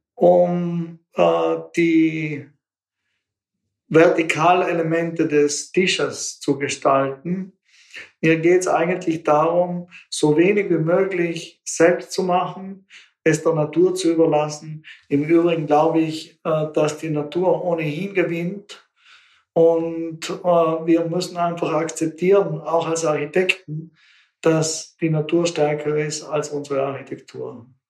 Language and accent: German; Bolzano, Trentino-Alto Adige, Italy; moved away as an adult; meiner Heimatstadt Bozen